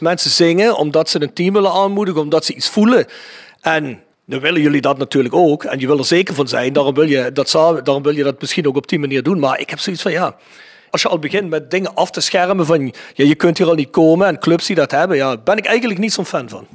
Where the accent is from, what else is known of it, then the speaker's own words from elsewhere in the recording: South Limburg, Netherlands; wij een kleinere woordenschat hebben hier in Zuid-Limburgs